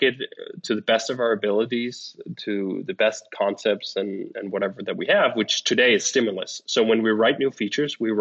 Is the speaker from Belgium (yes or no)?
no; Copenhagen, Capital Region of Denmark, Denmark; moved away; I'm from Denmark, and in Copenhagen, we speak one dialect